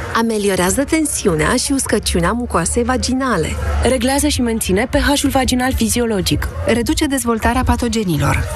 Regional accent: Craiova, Dolj, Romania; eu sunt din Craiova

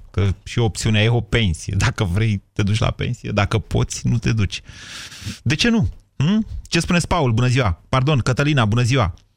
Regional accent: Drobeta-Turnu Severin, Mehedinți County, Romania; eu sunt de la Severin Severin

